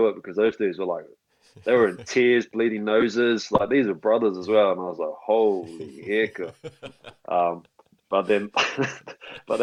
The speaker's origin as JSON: {"language": "English", "town": "Upper Hutt", "region": "Wellington", "country": "New Zealand", "tie": "born or raised there", "moved": "as an adult", "lives_now": "Scotland", "said": "I raised in Upper Hutt, went to St. Pat's Silverstream College, played all my kid rugby, childhood rugby through Upper Hutt"}